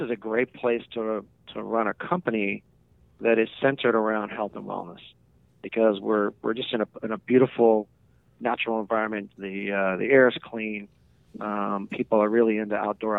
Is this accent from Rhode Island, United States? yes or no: no; Southern California, United States; moved away as an adult; also born or lived in Annapolis, Maryland / Chicago; now in San Luis Obispo, United States; I grew up in Southern California